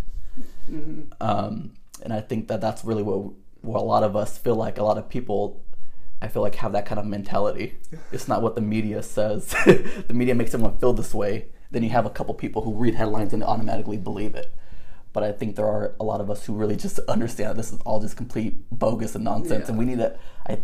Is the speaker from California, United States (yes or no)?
yes; Northern California, United States; we grew up in Northern California. We're in the Bay Area